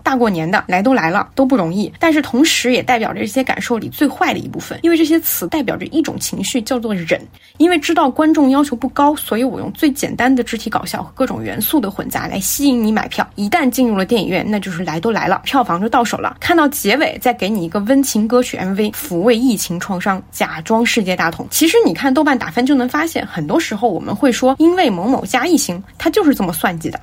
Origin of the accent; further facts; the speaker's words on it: Guizhou, China; 我当时吐槽我和我的家乡里，因为它拍的是我的家乡